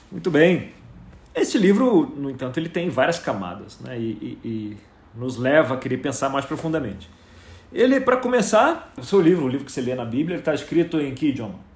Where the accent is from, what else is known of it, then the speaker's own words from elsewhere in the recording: Rio de Janeiro, Brazil; Eu não posso dizer isso, porque eu vim do Rio de Janeiro, eu considero que eu sou um exilado de guerra.